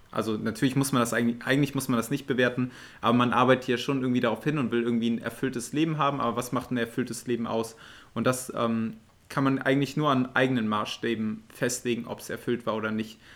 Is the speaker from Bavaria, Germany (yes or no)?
no; Aachen, North Rhine-Westphalia, Germany; moved away as an adult; now in Zurich, Switzerland; ich bin in Aachen aufgewachsen und jetzt bin ich in Zürich